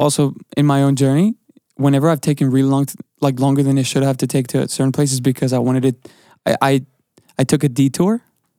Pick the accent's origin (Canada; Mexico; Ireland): Mexico; now in United States; I was raised in Mexico.